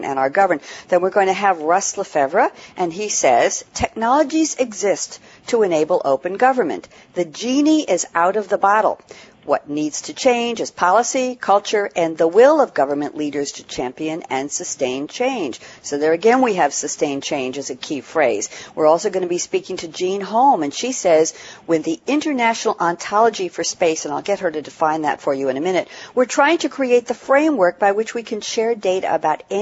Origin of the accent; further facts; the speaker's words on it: New York, United States; I'm a New Yorker